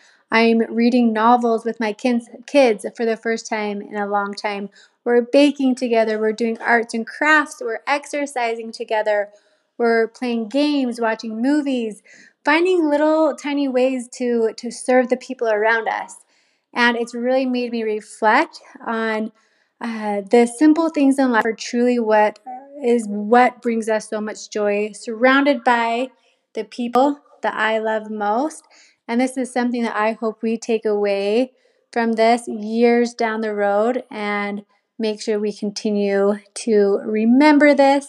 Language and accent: English; Utah, United States; I am from Utah.